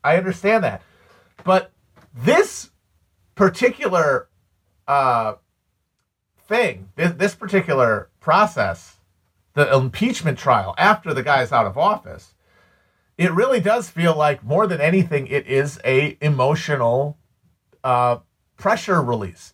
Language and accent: English; United States; I'm an American.